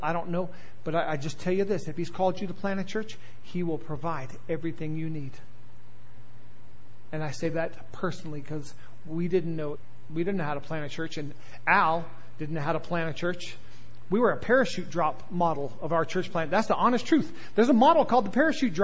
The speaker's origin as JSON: {"language": "English", "region": "the South", "country": "United States", "said": "I am from the South"}